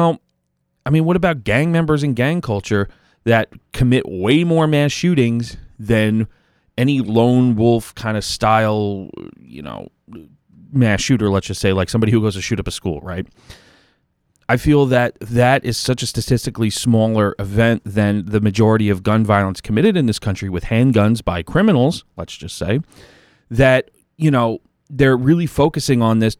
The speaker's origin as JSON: {"language": "English", "region": "New York", "country": "United States", "accent": "Long Island", "said": "But no, I'm down on Long Island. Everybody could probably tell by my accent."}